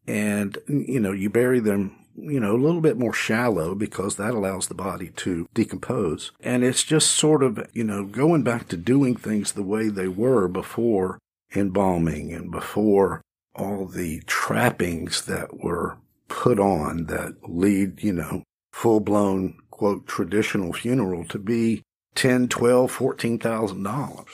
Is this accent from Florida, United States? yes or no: no; Cochran, Georgia, United States; now in Greensboro, United States; in central Georgia, in a little town called Cochrane